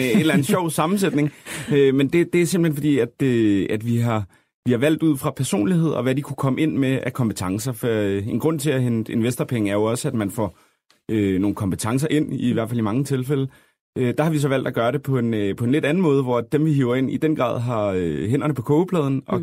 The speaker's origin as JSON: {"language": "Danish", "town": "Copenhagen", "region": "Capital Region of Denmark", "country": "Denmark", "said": "vi er jo fra København alle sammen"}